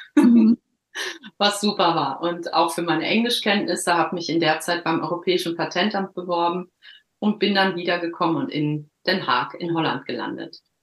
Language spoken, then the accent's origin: German; Herne, North Rhine-Westphalia, Germany; moved away as an adult; also born or lived in Cologne / Düsseldorf; now in Norway; Ich bin 1976 geboren worden in Herne im Ruhrpott. Und ähm, da bin ich auch die ersten 19, 20 Jahre groß geworden